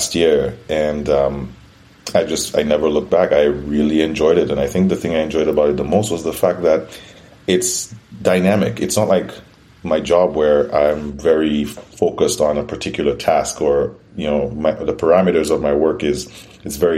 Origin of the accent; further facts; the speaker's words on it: St. Lucia; moved away as an adult; also born or lived in Toronto, Canada; now in Canada; I'm originally from St. Lucia. It's a Caribbean island